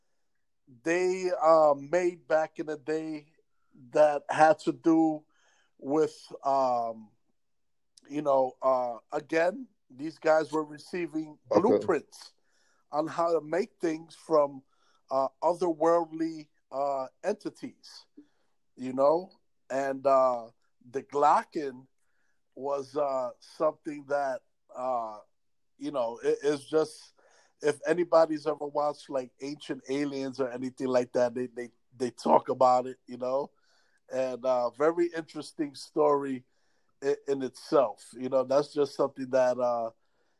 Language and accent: English; New York City, New York, United States; I grew up on Prospect Ave, right across the street from the Bronx Zoo on 187th Street